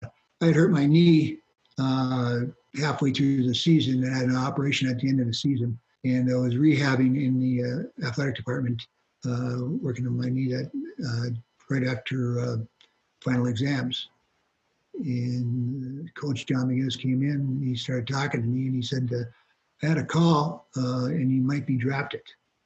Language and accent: English; Hancock, Michigan, United States; Just a northern town with a lot of snow. Yeah. Outdoor rinks. You know, you grew up in a small town.